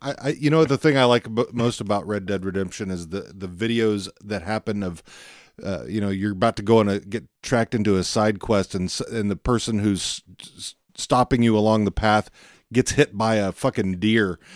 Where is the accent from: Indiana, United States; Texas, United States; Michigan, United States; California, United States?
Texas, United States; Fort Worth; also born or lived in Pilot Point, Texas; I'm from Fort Worth originally